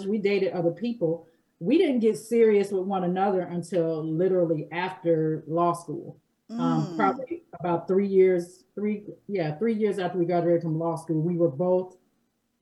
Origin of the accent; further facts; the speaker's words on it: Gary, Indiana, United States; we grew up here, we're not strangers